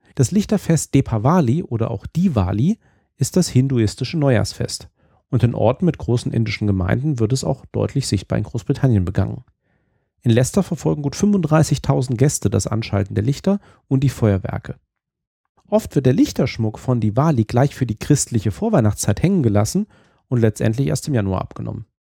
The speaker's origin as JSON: {"language": "German", "country": "Germany", "also_born_or_lived": "Scotland", "moved": "yes", "said": "Als Deutscher"}